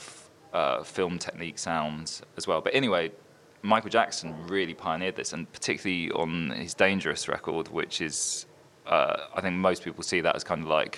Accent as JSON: {"language": "English", "town": "Brentwood", "region": "East of England", "country": "United Kingdom", "tie": "born or raised there", "also_born_or_lived": "Orsett", "said": "I was born in Brentwood. Well, born in Alsett, but I grew up in Brentwood."}